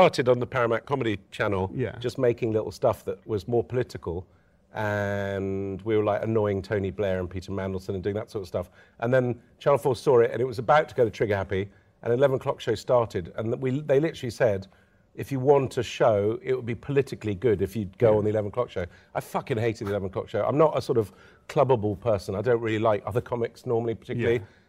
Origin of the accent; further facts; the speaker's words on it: Lebanon; when I was a kid growing up in Lebanon